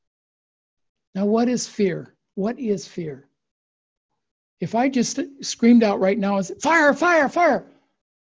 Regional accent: United States; now in Japan; I've become more Japanese than I am American

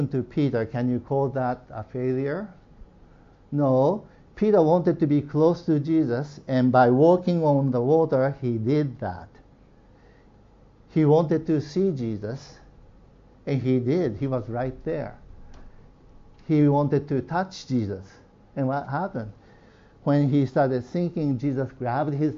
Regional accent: Nagano, Japan; moved away; I grew up in Nagano

